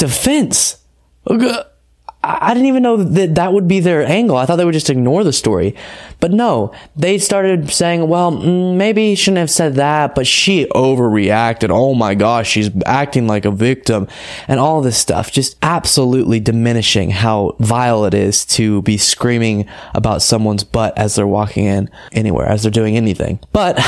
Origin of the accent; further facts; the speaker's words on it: Texas, United States; I'm from Texas. Okay. I'm in Texas as we speak right now.